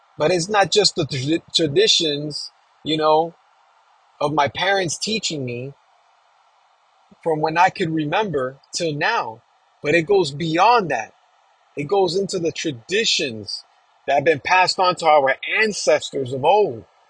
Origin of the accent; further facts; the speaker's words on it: New York City, New York, United States; being born and raised in New York, in Queens, New York, Flushing, where my peeps